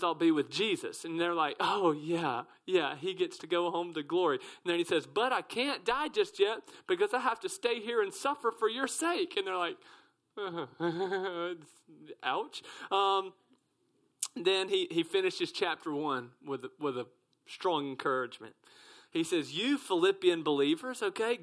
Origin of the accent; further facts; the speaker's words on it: South Mississippi, United States; I'm from South Mississippi